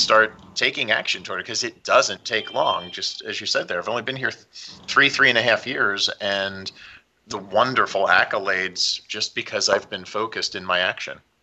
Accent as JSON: {"language": "English", "town": "Philadelphia", "region": "Pennsylvania", "country": "United States", "tie": "born or raised there", "also_born_or_lived": "Kansas City / Florida", "moved": "yes", "lives_now": "Southern California, United States", "said": "I grew up outside of Philly, so I grew up with a lot of snow."}